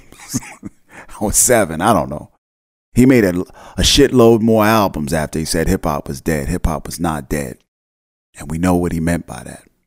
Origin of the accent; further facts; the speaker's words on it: New Jersey, United States; I grew up in the North Jersey area